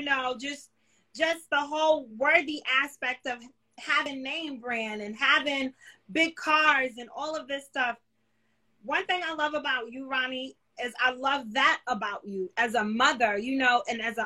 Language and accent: English; New York City, New York, United States; I grew up in New York City